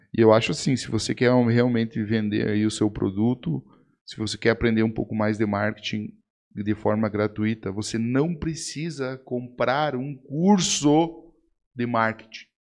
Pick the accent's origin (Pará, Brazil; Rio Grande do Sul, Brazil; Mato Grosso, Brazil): Rio Grande do Sul, Brazil; Eu sou gaúcho do Rio Grande do Sul